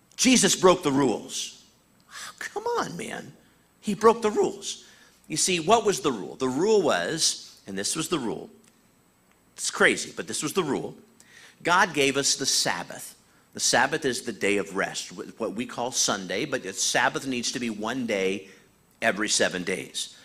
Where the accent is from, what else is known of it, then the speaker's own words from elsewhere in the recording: Iowa, United States; I was born in Iowa